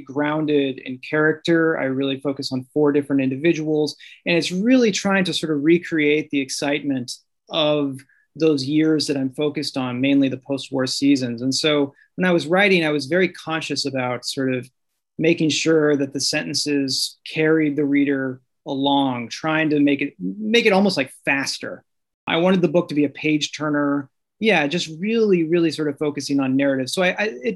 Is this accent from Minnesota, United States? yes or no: no; Southern Illinois, United States; moved away as an adult; also born or lived in St. Louis; now in New York City, United States; I'm from Southern Illinois. I'm from a small town, not unlike the one that Bob Feller grew up in. It is a farming community in the southern part of the state, closer to St. Louis